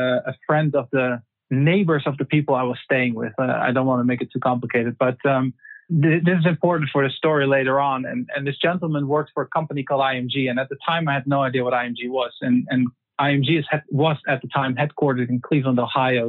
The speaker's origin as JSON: {"language": "English", "country": "Netherlands", "tie": "born or raised there", "also_born_or_lived": "Germany", "said": "born and raised in the Netherlands, grew up there. I lived in Germany for 4 years when I was 7 years old because of my dad's job."}